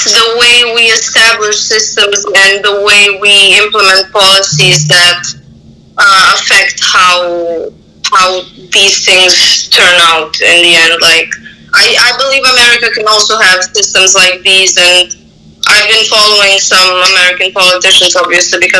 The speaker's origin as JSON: {"language": "English", "country": "Serbia", "tie": "born or raised there", "second_language": "English", "moved": "as an adult", "said": "I'm actually from Serbia. Like, I grew up there."}